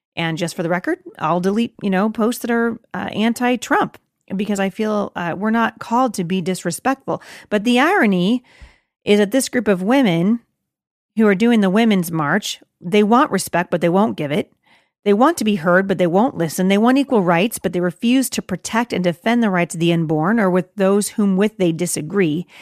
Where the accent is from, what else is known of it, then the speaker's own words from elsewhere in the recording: United States; I'm an American